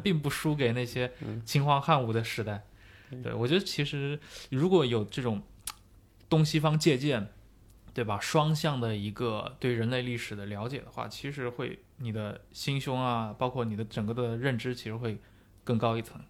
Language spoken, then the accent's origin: Chinese; China; 我们本身是中国人嘛